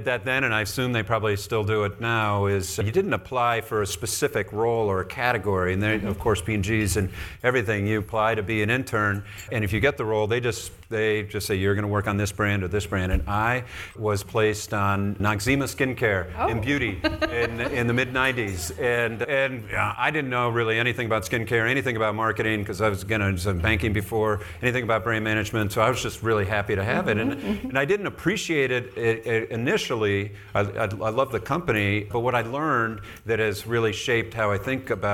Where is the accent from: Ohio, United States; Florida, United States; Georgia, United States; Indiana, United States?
Indiana, United States; Indianapolis; now in Chicago, United States; I grew up in Indianapolis, the first part of my life.